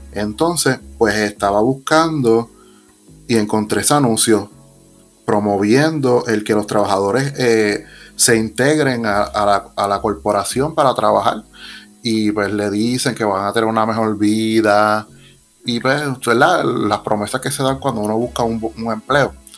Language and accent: Spanish; southern Puerto Rico, Puerto Rico; somos del sur de Puerto Rico